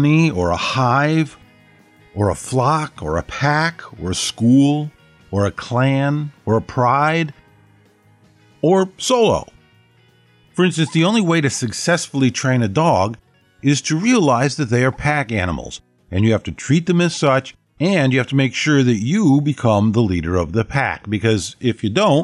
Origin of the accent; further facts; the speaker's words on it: United States; I'm an American mongrel